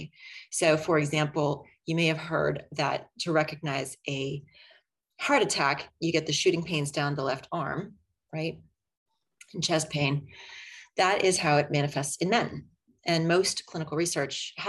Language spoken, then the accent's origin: English; Chapel Hill, North Carolina, United States; moved away; I was born and raised in Chapel Hill, graduated from Chapel Hill High School